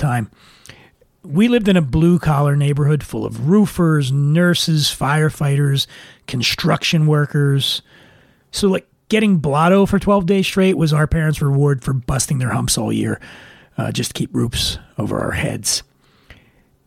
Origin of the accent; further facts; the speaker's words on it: Philadelphia, Pennsylvania, United States; growing up in Philly